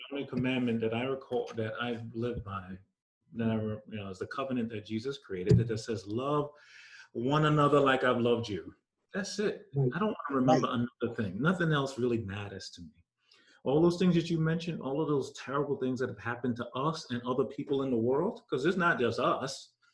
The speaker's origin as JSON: {"language": "English", "region": "New York", "country": "United States", "tie": "born or raised there", "said": "when I was growing up in New York"}